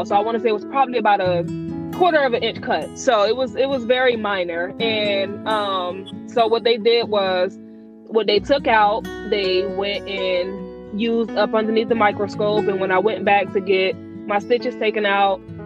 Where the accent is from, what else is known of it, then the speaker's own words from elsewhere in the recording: New Jersey, United States; moved away as an adult; also born or lived in Georgia; now in Atlanta, United States; I'm actually from Jersey